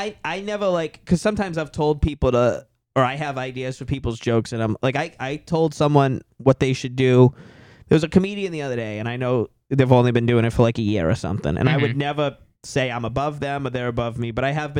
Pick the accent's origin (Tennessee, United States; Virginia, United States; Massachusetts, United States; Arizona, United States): Massachusetts, United States; Boston; accent: Boston; when people hear me talk and like my accent and then tell me to the Boston stereotype